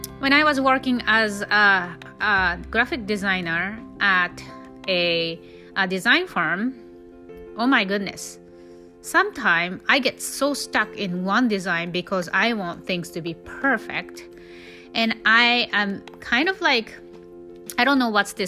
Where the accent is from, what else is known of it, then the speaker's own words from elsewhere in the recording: Japan; English is a second language; moved away as an adult; I was born and raised in Japan until I was 19, so I speak almost perfect Japanese